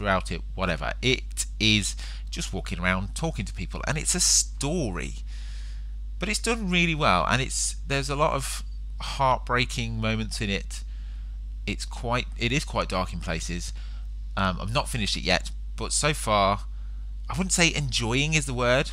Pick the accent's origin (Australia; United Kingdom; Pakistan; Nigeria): United Kingdom; England; being an Englishman